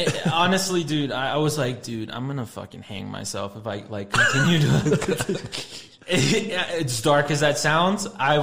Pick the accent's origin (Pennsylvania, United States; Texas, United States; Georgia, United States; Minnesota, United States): Texas, United States; El Paso; moved away as an adult; also born or lived in Los Angeles; I grew up in here in El Paso, but I moved out of El Paso when I was 20. Just recently moved back.